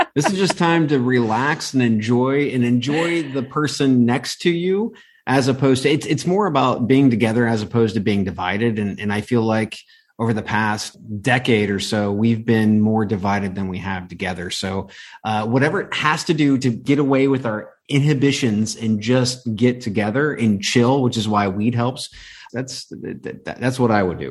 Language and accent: English; Ohio, United States; I grew up in in Ohio. Everything is mm-hmm. football mm. in Ohio